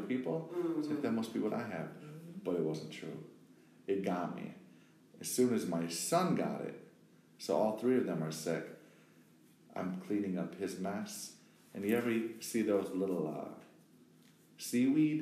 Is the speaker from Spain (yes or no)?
no; Wisconsin, United States; now in Brooklyn, United States; originally from Wisconsin, the heartland, the Midwest